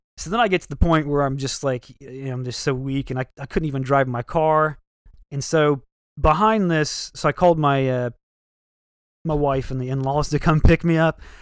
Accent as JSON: {"language": "English", "region": "Ohio", "country": "United States", "said": "I'm from Ohio"}